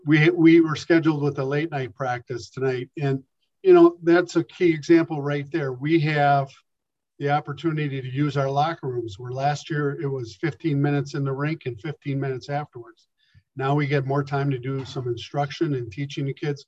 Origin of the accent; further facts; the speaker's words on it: Milwaukee, Wisconsin, United States; I grew up in Milwaukee